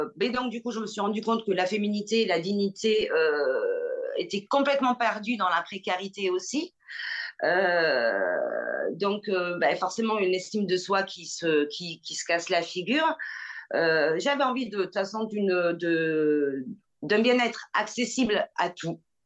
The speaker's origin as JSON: {"language": "French", "town": "Bordeaux", "region": "Nouvelle-Aquitaine", "country": "France", "said": "je suis bordelaise"}